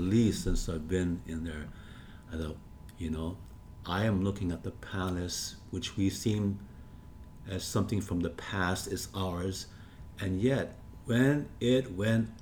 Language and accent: English; Hawaii, United States; We are Hawaiian